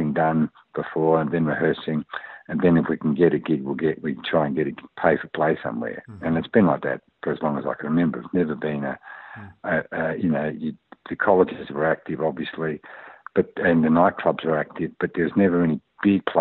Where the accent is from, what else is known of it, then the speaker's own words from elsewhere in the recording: Australia; as an Australian producer